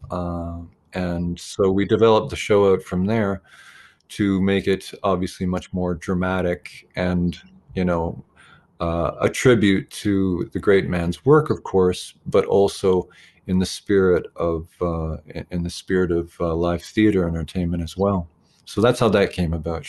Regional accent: Ontario, Canada; being a Canadian

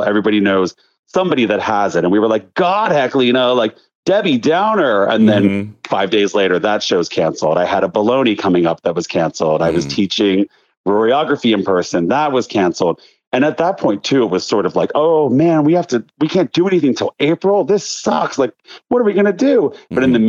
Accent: Pennsylvania, United States; I grew up outside Philly. I grew up in like outside.

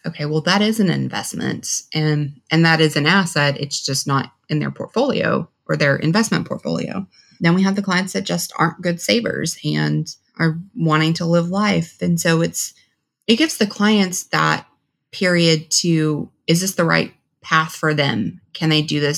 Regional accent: Texas, United States; also born or lived in Washington, D.C.; now in Dallas, United States; I'm originally from Texas

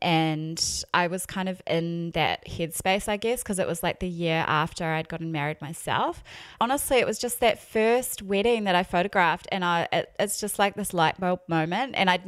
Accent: New Zealand; accent: New Zealand; also born or lived in Melbourne / United States; now in Brisbane, Australia; You can probably tell by my accent, I am a Kiwi. but I haven't lived in New Zealand for like 8 years.

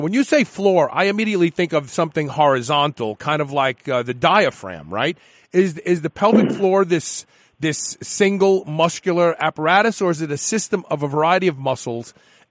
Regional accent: New York City, New York, United States; You know, I'm from Brooklyn, right?

